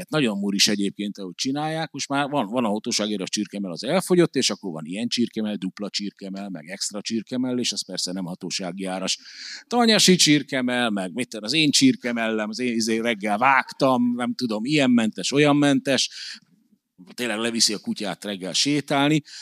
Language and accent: Hungarian; Hungary; rögtön lerít rólam, hogy magyar vagyok